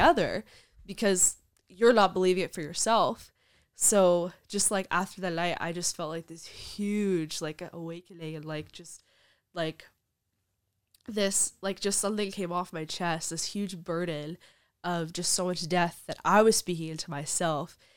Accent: Brooklyn, New York, United States; I'm from Brooklyn

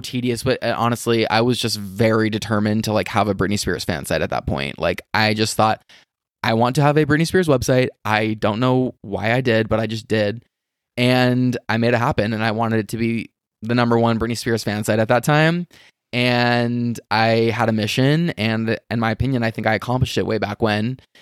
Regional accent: Las Vegas, Nevada, United States; I'm from Vegas. I grew up here.

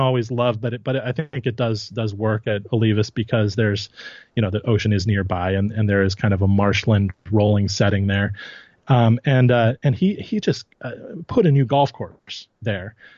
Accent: Santa Barbara, California, United States; I grew up in the Santa Barbara area

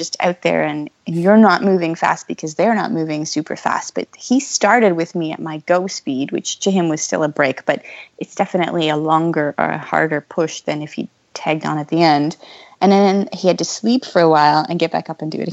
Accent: London, Ontario, Canada; We have a race here close to my hometown, London, Ontario

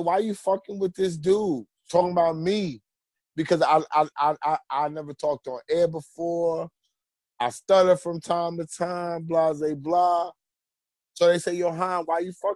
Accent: New York City, New York, United States; I'm from Queens

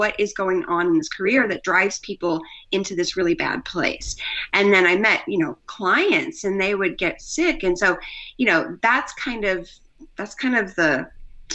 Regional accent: Missouri, United States; moved away as an adult; also born or lived in Colorado / Australia; We lived in Australia, but I'm from Missouri

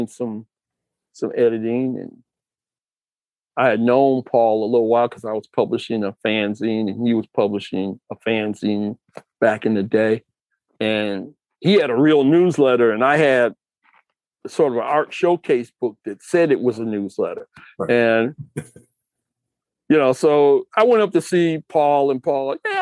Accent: Detroit, Michigan, United States; moved away; I'm from Detroit

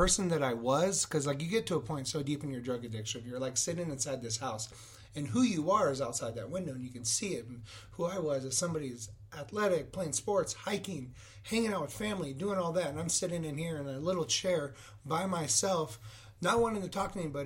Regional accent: Yuma, Arizona, United States; growing up in Yuma, Arizona, where it's 100 degrees

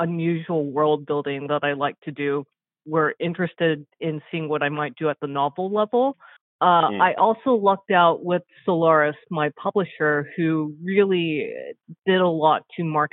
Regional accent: South Korea; moved away; also born or lived in United States; I'm Korean American, and I spent 9 years of my childhood in South Korea

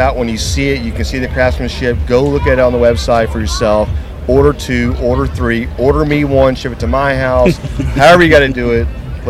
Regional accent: Texas, United States; I'm from Texas

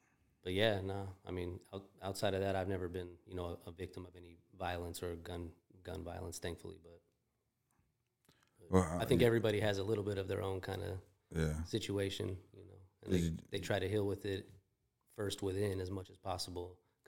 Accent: California, United States; now in Chicago, United States; I grew up in Northern California, but then

